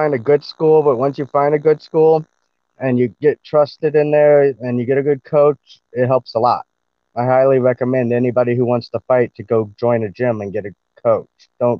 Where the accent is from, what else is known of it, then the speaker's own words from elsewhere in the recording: Colorado, United States; now in Arizona, United States; Originally, I'm from Colorado. I was raised all over, and I now currently live in Arizona.